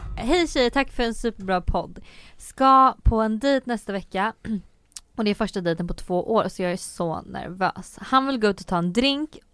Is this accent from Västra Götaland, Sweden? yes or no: no; Söderköping, Östergötland, Sweden; i Norrköping då som var den här större staden för jag är från Söderköping